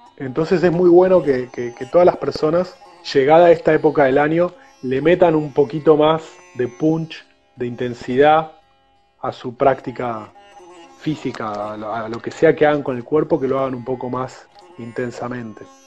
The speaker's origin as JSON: {"language": "Spanish", "country": "Argentina", "tie": "born or raised there", "moved": "as an adult", "said": "Cuando a los 20 años me fui de Argentina"}